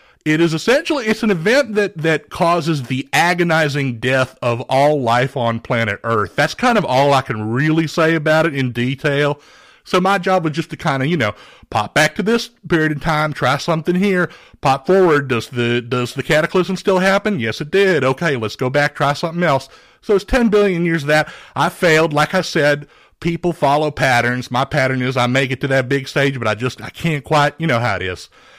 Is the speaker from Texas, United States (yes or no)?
yes; Beaumont, Texas, United States; I'm originally from Beaumont, Texas.